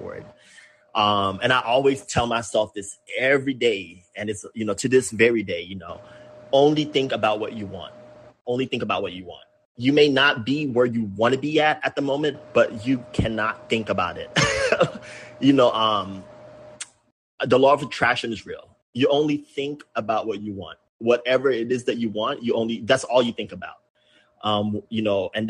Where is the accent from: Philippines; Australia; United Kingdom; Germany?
Philippines; moved away as an adult; now in San Diego, United States; growing up in the Philippines